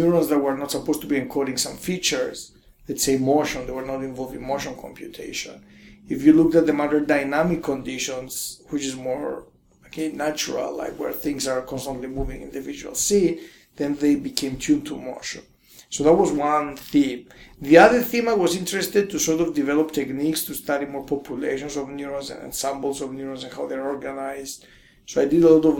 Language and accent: English; Cyprus; moved away as an adult; also born or lived in Cambridge, England; I was born in Cyprus